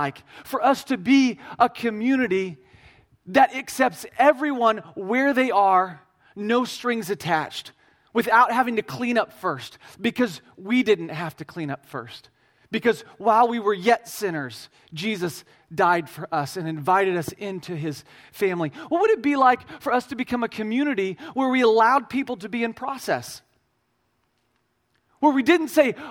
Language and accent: English; Midwest Missouri, United States; I'm from Midwest Missouri. We have hills and cows and not very many people